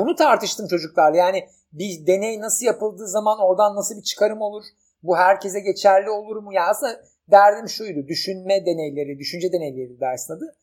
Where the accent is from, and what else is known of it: Turkey